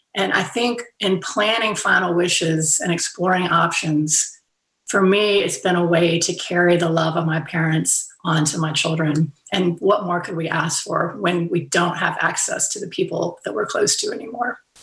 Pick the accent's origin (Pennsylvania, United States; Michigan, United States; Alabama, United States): Alabama, United States; Fairhope; moved away; also born or lived in western North Carolina; I haven't been to my hometown in Fairhope, Alabama in two years because of pandemic. But this year I am going back home.